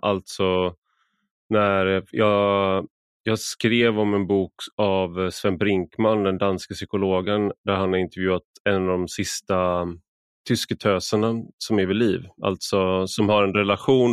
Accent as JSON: {"language": "Swedish", "country": "Sweden", "said": "som svensk"}